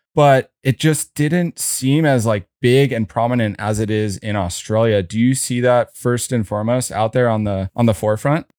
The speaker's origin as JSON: {"language": "English", "town": "San Diego", "region": "California", "country": "United States", "tie": "born or raised there", "said": "Audrey and I grew up together in La Jolla"}